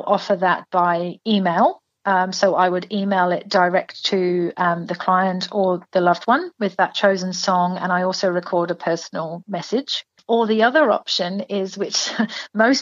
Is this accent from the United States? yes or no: no; England, United Kingdom; now in Toowoomba, Australia; So obviously from my accent, so I'm from England.